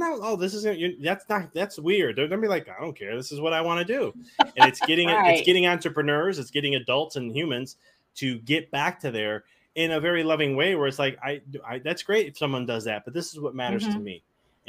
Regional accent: Chicago, Illinois, United States; moved away as an adult; now in Knoxville, United States; I'm from Chicago originally. And we just moved to Knoxville, Tennessee at the end of last year.

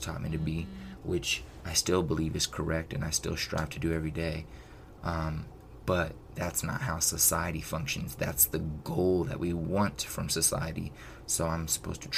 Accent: United States; you're born in America and you're raised in America

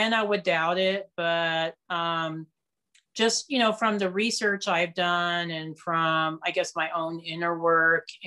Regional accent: Castle Rock, Colorado, United States; my hometown in Colorado. I live in Castle Rock, which is just south of Denver

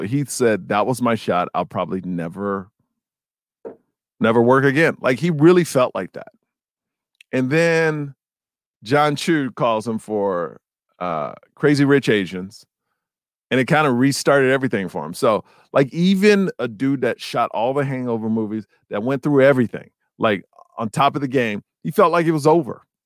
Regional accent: Houston, Texas, United States; When we were kids, man, we played for the Sagemont Cowboys. I'm from Sagemont in Houston, Texas.

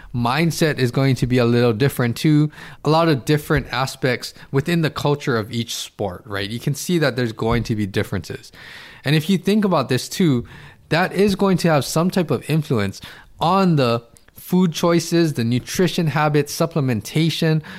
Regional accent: Hawaii, United States; I'm in Hawaii, I'm from Hawaii

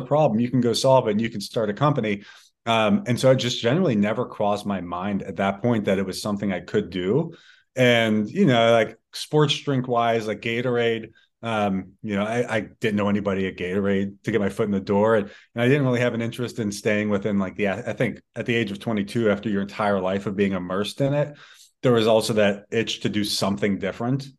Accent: Pittsburgh, Pennsylvania, United States; growing up in Pittsburgh

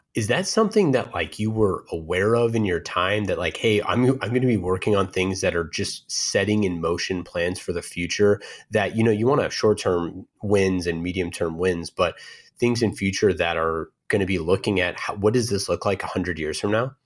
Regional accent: Oakland, California, United States; born and raised in Oakland

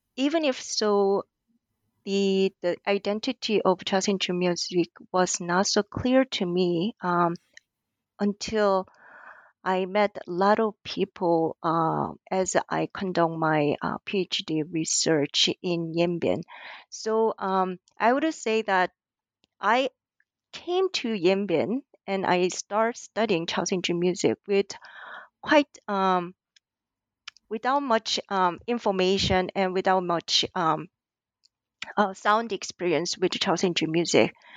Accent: South Korea; born or raised there; English is a second language; moved away as an adult; also born or lived in New York, United States / Hawaii, United States; now in Auckland, New Zealand

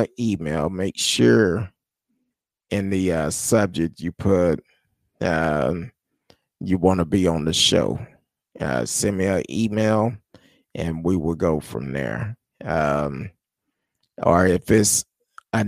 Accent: United States; as American people

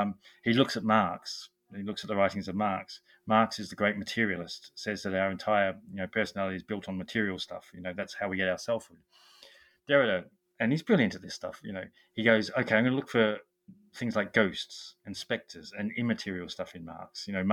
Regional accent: Australia; now in England, United Kingdom; I'm Australian, I live in England

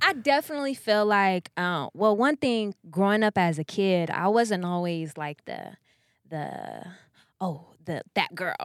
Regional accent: Sacramento, California, United States; moved away as an adult; also born or lived in Elk Grove, California; now in Los Angeles, United States; I'm from Sacramento

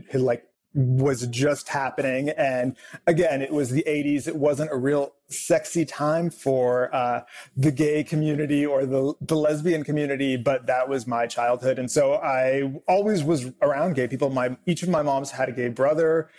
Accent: Southern California, United States; I grew up here in Southern California.

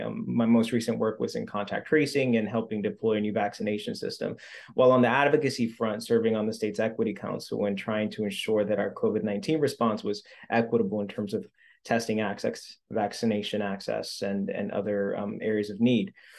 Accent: Central Falls, Rhode Island, United States; I grew up in Central Falls

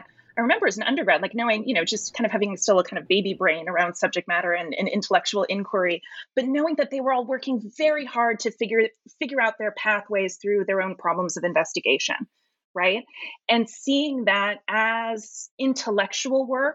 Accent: San Francisco, California, United States; I'm from San Francisco. So I grew up going to the De Young Museums

